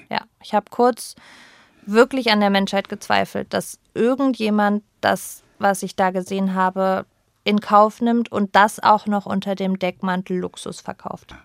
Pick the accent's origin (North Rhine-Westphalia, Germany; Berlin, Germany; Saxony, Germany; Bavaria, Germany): Berlin, Germany; also born or lived in Pforzheim, Baden-Württemberg; ich bin mit zehn nach Berlin gezogen, als meine Eltern sich getrennt haben. Da ist meine Mutter mit mir nach Berlin